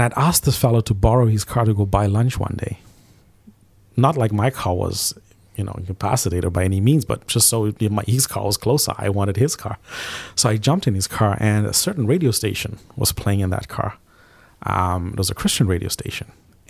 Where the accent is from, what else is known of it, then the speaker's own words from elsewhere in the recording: Zimbabwe; I grew up in Southern Africa in a small country called Zimbabwe.